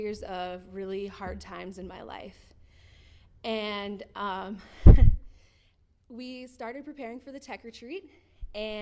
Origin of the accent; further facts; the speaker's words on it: Timber Lake, South Dakota, United States; now in Rapid City, United States; I was born in Timberlake, South Dakota, raised in a Catholic family